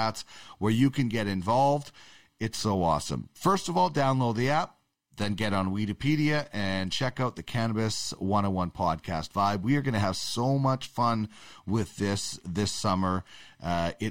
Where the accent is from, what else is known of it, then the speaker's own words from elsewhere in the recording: Manitoba, Canada; I'm from Manitoba